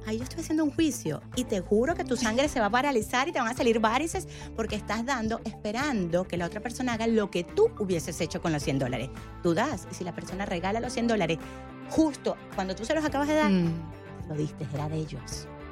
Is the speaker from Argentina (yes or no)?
no; Venezuela; yo soy venezolana